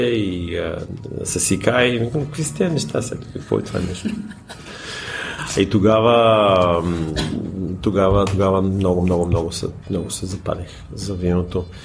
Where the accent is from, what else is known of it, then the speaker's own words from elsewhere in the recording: Bulgaria; moved away; also born or lived in United States; аз съм българин